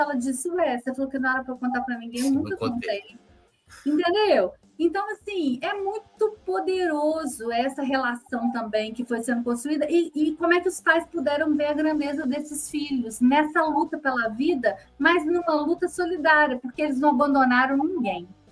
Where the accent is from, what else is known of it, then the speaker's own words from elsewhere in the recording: Minas Gerais, Brazil; eu sou mineira